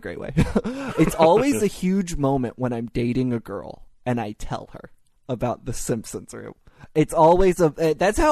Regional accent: Louisville, Kentucky, United States; I'm from Kentucky, and I live 20 minutes from Indiana because Louisville's right on the border

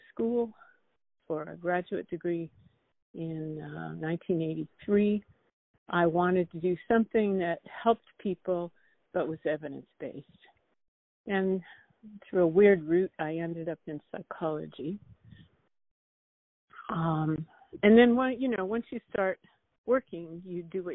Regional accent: Fresno, California, United States; I was born in California, fifth generation. My parents had to move to Fresno in 1953, which is kind of in the center of the state

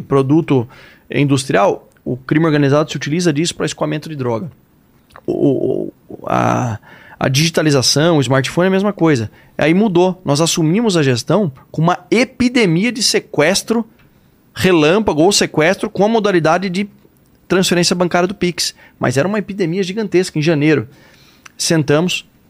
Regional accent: Sorocaba, São Paulo, Brazil; accent: caipira; Eu nasci, cresci em Sorocaba

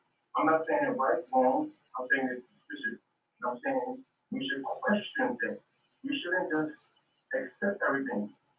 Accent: New York City, New York, United States; being born and raised in New York City

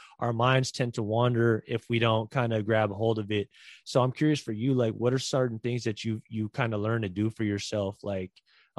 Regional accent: Bay Area, California, United States; moved away; growing up in the Bay Area and like being close to my family

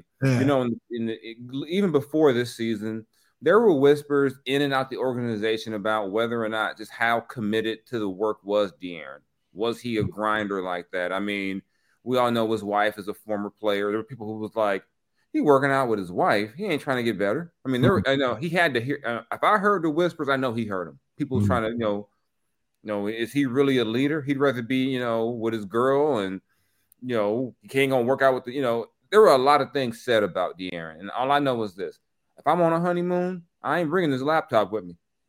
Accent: Texas, United States; I was from Texas, but I got some Louisiana hot sauce with Jalen Hurts on it.

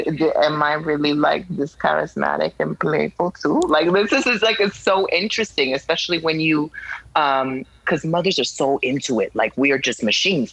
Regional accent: New York City, New York, United States; moved away; I'm from Brooklyn, New York.

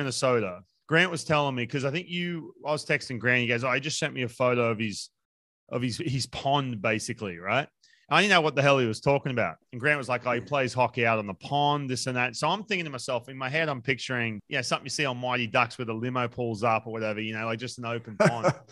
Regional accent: Newcastle, New South Wales, Australia; also born or lived in Lake Macquarie; I grew up in Newcastle

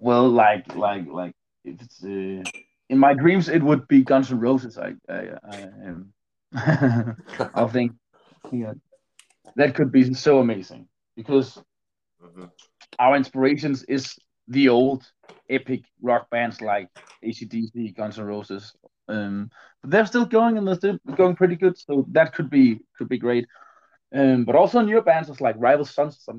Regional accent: Roskilde, Zealand, Denmark; we're from Roskilde. And the drummer Klaus, we went to the same school way, way back

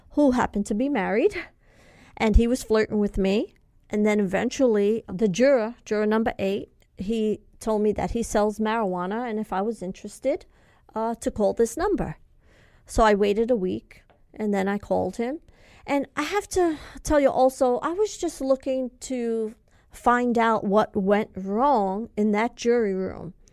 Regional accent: California, United States; I'm from California and I don't know where this is and that is.

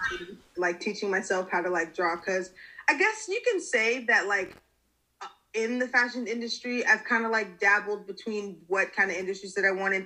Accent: Lawrenceville, Georgia, United States; moved away as an adult; now in Savannah, United States; I'm living in Savannah. I'm originally from Lawrenceville, Georgia. It's outside of Metro Atlanta

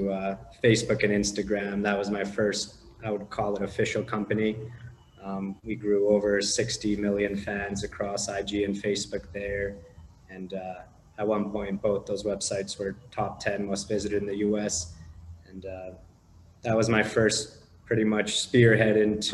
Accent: Canada; also born or lived in Romania / Los Angeles, United States; now in Panama; originally I was born in Romania, moved to Canada when I was about 5 years old

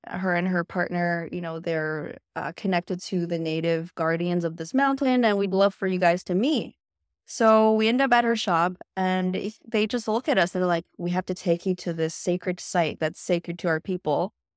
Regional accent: Canada; also born or lived in China; I'm actually Canadian

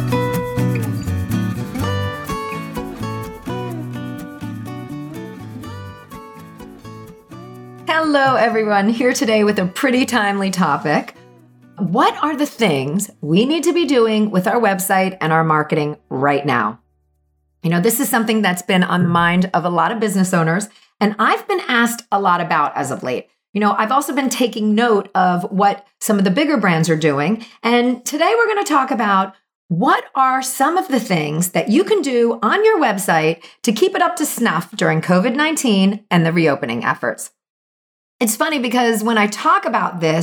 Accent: New Jersey, United States; moved away; also born or lived in Brooklyn, New York; I am from Jersey and I know good pizza. And I did my many year stint in Brooklyn

